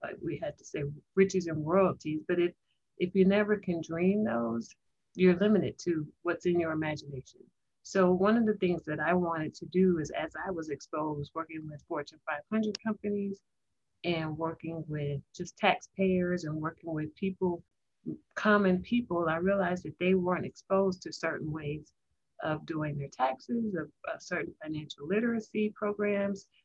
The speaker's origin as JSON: {"language": "English", "town": "Tampa", "region": "Florida", "country": "United States", "tie": "born or raised there", "said": "I grew up in Florida, actually Tampa, Florida"}